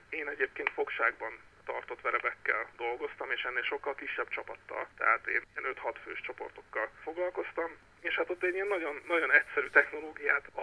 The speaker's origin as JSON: {"language": "Hungarian", "town": "Kaposvár", "region": "Somogy", "country": "Hungary", "also_born_or_lived": "Fonyód", "moved": "yes", "lives_now": "Tihany, Hungary", "said": "Én eredetileg Kaposvári vagyok, és Fonyódon töltöttem a szüneteimnek, a hétvégéimnek a döntő többségét"}